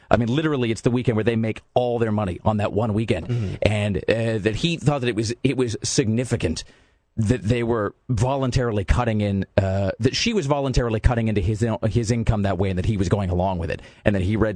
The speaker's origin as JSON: {"language": "English", "town": "Death Valley", "region": "California", "country": "United States", "tie": "born or raised there", "said": "You don't know heat. I grew up in Death Valley. Quit your belly aching."}